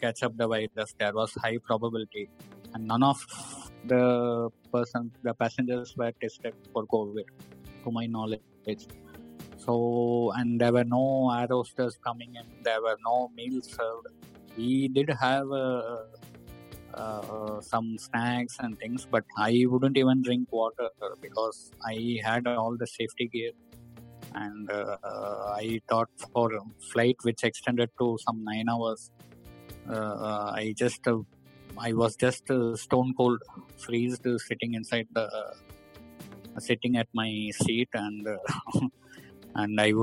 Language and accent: English; hometown near Coimbatore, Tamil Nadu, India; moved away as an adult; also born or lived in Nigeria; I would depart to my hometown